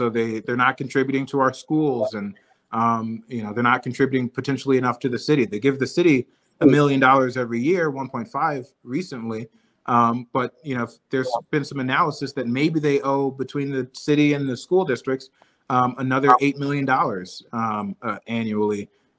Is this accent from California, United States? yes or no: no; Chicago, Illinois, United States; As a Chicagoan, that may sound absurd.